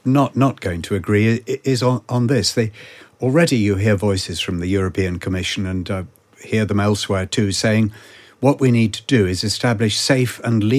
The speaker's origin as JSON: {"language": "English", "country": "United Kingdom", "said": "Being British, I did the usual thing and took absolutely no notice and pretended it wasn't happening and carried on walking."}